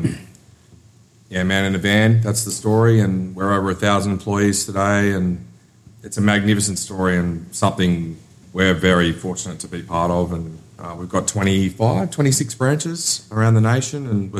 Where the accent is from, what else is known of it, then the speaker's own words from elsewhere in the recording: Brisbane, Queensland, Australia; I'm from Brisbane. Yeah. So I live in God's country in Queensland, as I call it.